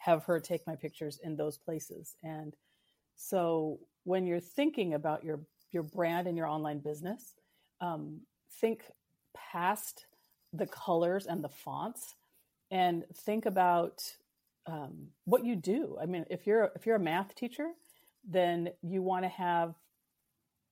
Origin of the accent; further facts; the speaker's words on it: West Coast, United States; also born or lived in Pacific Northwest; I live in the Pacific Northwest and I grew up on the West Coast.